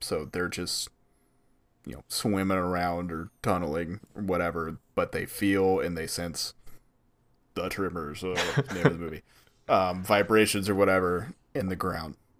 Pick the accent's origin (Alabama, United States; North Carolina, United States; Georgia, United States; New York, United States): Georgia, United States; Atlanta; we're all from Atlanta